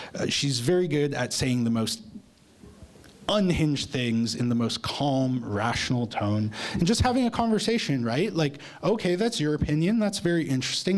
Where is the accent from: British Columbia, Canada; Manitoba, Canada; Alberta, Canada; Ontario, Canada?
Ontario, Canada; Toronto; now in Lethbridge, Canada; I'm from Toronto, right, originally, and I would like to move back there at some point in the future